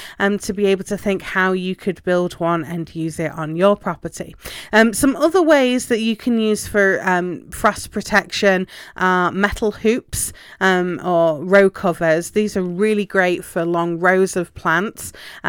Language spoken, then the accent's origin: English; England, United Kingdom; Obviously, you know, I'm from England originally, and cold frames are a normal part and parcel of a garden there.